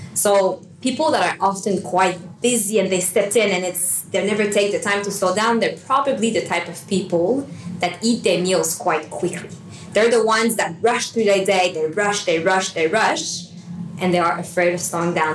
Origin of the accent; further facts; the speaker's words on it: Montreal, Quebec, Canada; moved away as an adult; now in Sydney, Australia; I'm from Montreal. Uh, my fiance and I moved to Sydney about six years ago now